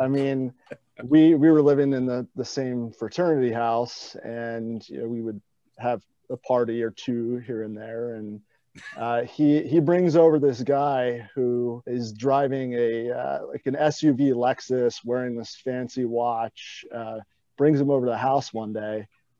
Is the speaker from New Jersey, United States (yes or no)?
yes; Atlantic City, New Jersey, United States; I grew up in Atlantic City